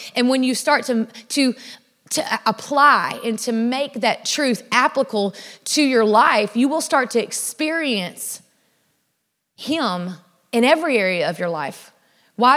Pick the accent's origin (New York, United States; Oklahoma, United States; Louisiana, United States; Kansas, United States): Louisiana, United States; South; I was raised in South Louisiana.